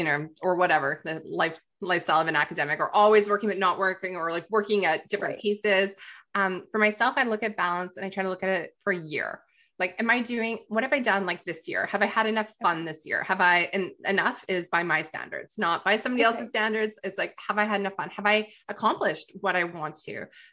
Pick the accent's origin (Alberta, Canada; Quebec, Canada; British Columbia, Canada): Alberta, Canada; Calgary; well, it's my hometown. So I'm like, of course, like Calgary Stampede, Canmore, just 17th Avenue, 4th Street.